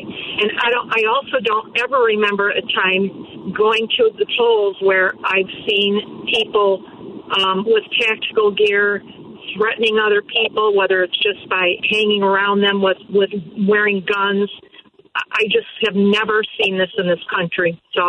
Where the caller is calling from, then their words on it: Crown Point, Indiana, United States; I'm actually not calling from California. I wish I was. Oh. I'm actually from Crown Point.